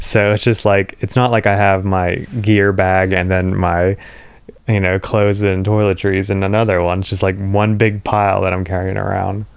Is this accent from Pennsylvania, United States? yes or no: yes; Pennsylvania, United States; where I grew up in Pennsylvania, the closest, like, big town is Morgantown, West Virginia